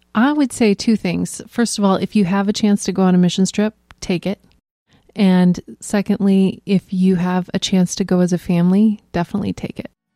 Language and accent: English; Iowa, United States; I grew up in Reesner.